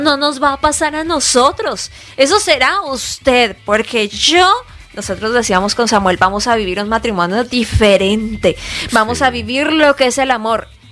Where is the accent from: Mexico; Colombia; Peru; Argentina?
Colombia; moved away as an adult; now in United States; somos colombianos